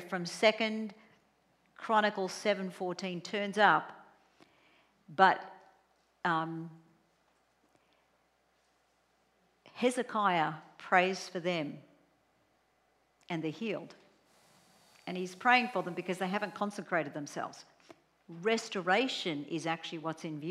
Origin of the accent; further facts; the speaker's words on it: Australia; I'm Australian